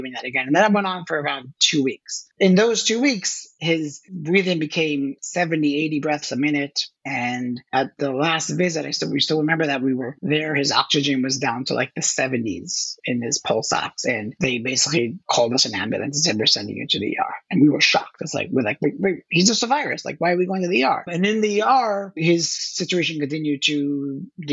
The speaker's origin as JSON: {"language": "English", "country": "Israel", "tie": "born or raised there", "moved": "as an adult", "lives_now": "New York, United States", "said": "I was born in New York, but raised and grew up in Israel. So that's where I lived most of my formative years. Then after my military service, I moved back to the States. So I've been in New York since 2001."}